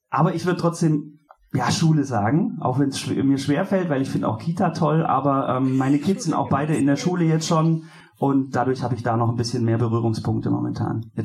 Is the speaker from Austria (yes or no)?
no; Baden-Württemberg, Germany; weil in Baden-Württemberg, ich komme aus Baden-Württemberg, ähm, wird man eigentlich, ähm, ja, zwar, also da bekommst du ganz viel Christliches drumherum automatisch mit.